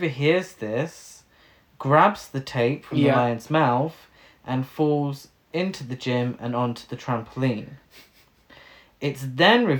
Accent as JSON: {"language": "English", "country": "United Kingdom", "said": "as a British person"}